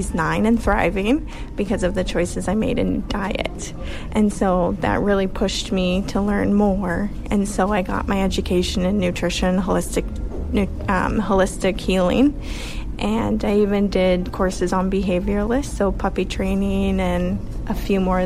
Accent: United States; moved away as an adult; also born or lived in Woodstock, Ontario / Kitchener, Ontario; now in Sackville, Canada; I'm actually originally from the States. So I moved here when I was like 18.

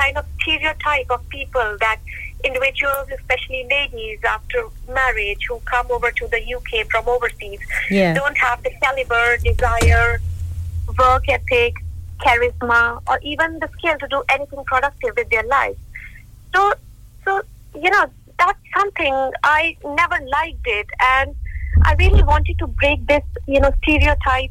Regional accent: Jalandhar, Punjab, India; moved away as an adult; now in United Kingdom; I'm born and brought up in India, beautiful state Punjab and beautiful city called Jalandhar.

